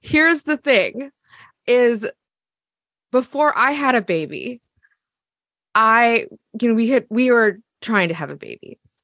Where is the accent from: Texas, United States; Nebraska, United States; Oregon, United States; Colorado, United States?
Oregon, United States; Eugene; I'm from Eugene, Oregon.